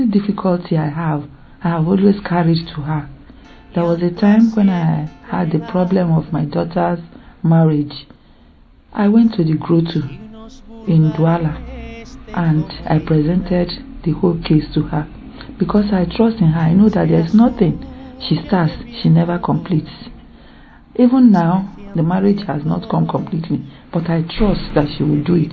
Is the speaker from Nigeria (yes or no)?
yes; Nigeria; I'm from Nigeria